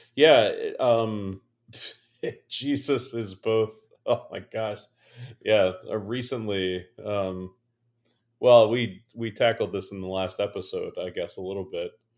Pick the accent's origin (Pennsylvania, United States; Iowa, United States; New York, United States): Pennsylvania, United States; Western; … and …, who are middle-aged, cishet, white pastors in the Lutheran Christian tradition. born and raised in Western P A.